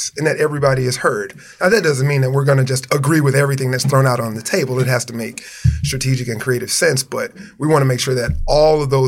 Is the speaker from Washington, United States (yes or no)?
no; Houston, Texas, United States; I'm originally, I'm from Houston, Texas, born and raised